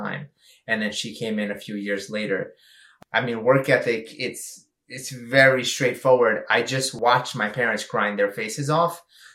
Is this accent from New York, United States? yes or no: yes; New York City, New York, United States; I come from very humble beginnings in Flushing, Queens in New York